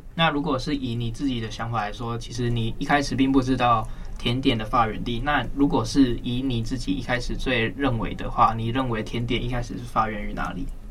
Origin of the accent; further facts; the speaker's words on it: Kaohsiung, Taiwan; 我是高雄人